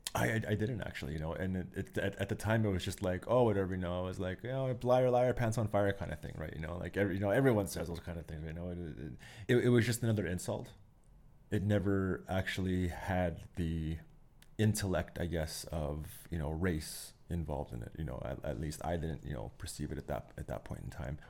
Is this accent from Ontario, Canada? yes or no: no; Pincher Creek, Alberta, Canada; now in Calgary, Canada; I grew up very lucky with, uh, growing up in Pincher Creek out there